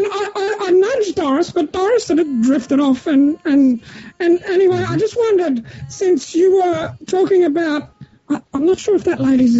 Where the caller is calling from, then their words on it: Melbourne, Victoria, Australia; I'm calling from Happy Hour Retirement Village in Melbourne.